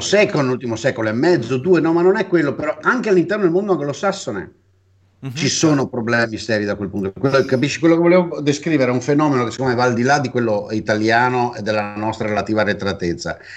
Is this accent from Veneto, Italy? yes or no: yes; Venice, Veneto, Italy; io sono cresciuto intellettualmente a Venezia